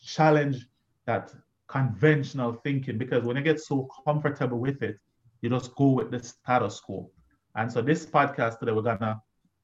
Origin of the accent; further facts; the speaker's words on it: Jamaica; moved away; I come from Jamaica.